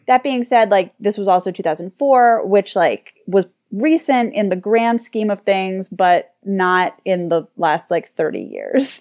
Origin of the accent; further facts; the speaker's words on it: United States; we're American